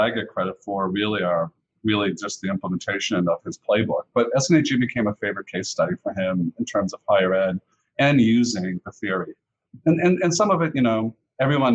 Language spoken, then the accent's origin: English; Boston, Massachusetts, United States; also born or lived in Canada; I grew up in the Boston area after we immigrated from Canada when I was a little kid.